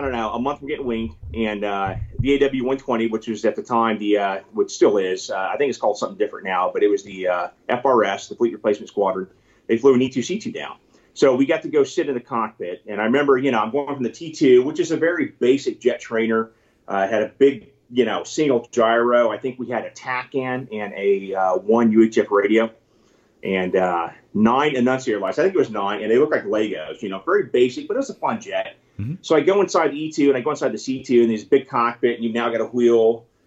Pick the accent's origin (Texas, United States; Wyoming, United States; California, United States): California, United States; moved away; I was from California